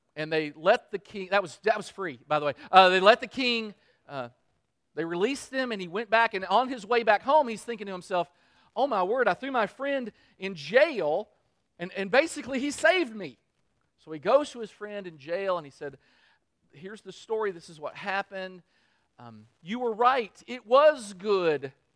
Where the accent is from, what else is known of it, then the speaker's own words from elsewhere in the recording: Kentucky, United States; I'm, I'm from Kentucky.